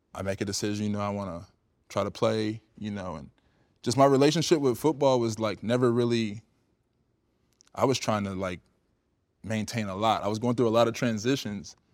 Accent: Cedar Rapids, Iowa, United States; moved away as an adult; also born or lived in California; I'm a kid from the Midwest, from Iowa. You know what I mean? Like, Cedar Rapids

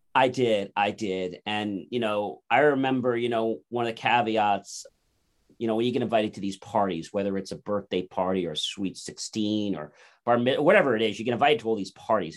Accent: New Jersey, United States; I was born in New Jersey

